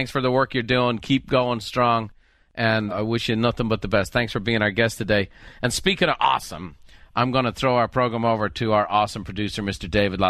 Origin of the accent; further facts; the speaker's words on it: Ireland; now in San Diego, United States; I grew up in Ireland, you're in Canada. In San Diego, it's not such a big deal, but let me tell you.